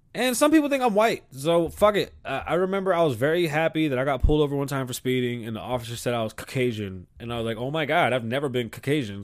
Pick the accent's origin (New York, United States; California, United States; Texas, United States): New York, United States; New York City; also born or lived in South Carolina; I'm from the South Bronx, but shit, I got roots in South Carolina